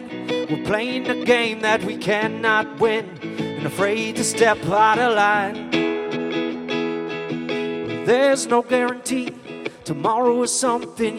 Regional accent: Rockford, Illinois, United States; moved away as an adult; also born or lived in Chicago, Illinois; now in Skokie, United States; I was born in Rockford, Illinois in 1980

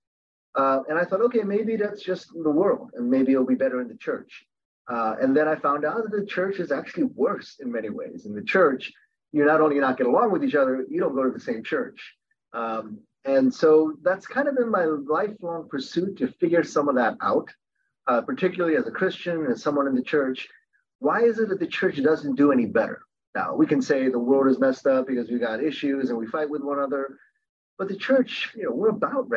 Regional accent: Baltimore, Maryland, United States; also born or lived in Korea; we ended up living in an inner city neighborhood in Baltimore.

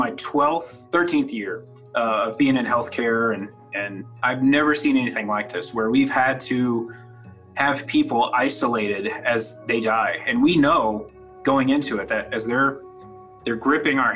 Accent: Midland, Texas, United States; I'm from Midland originally. I grew up here

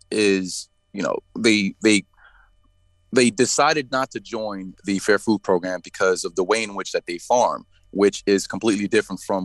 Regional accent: Palm Beach County, Florida, United States; I was born and raised in Palm Beach County.

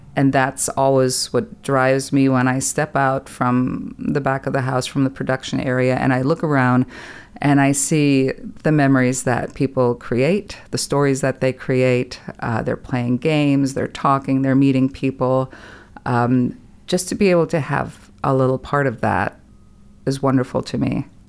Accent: Germany; moved away as an adult; also born or lived in California; now in Texas, United States; I was born and raised in Germany

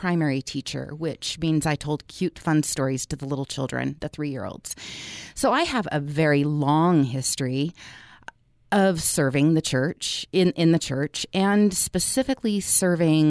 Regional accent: Orange County, California, United States; I was born and raised in Orange County, California

